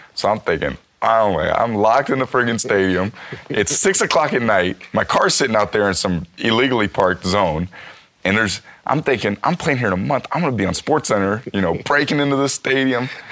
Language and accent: English; San Francisco, California, United States; I'm from San Francisco